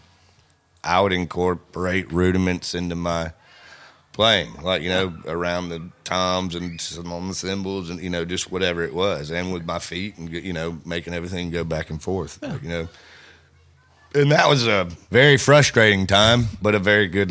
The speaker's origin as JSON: {"language": "English", "region": "the South", "country": "United States", "said": "we are from the South"}